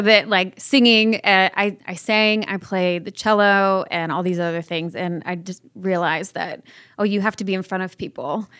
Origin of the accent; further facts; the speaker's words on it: Orange County, Southern California, United States; I'm originally from Southern California, Orange County. I was raised by my father